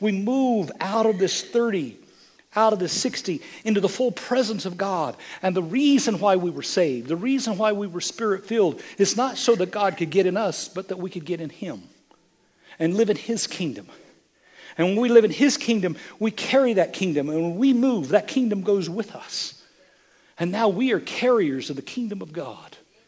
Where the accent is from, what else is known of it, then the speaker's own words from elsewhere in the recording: Lindsay, Oklahoma, United States; And my grandma made that pecan pie. And we was raised in Lindsay, Oklahoma.